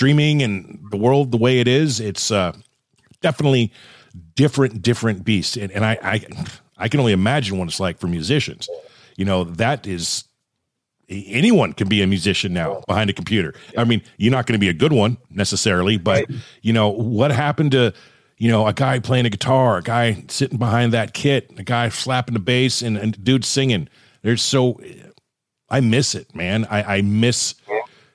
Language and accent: English; Southern California, United States; I grew up in SoCal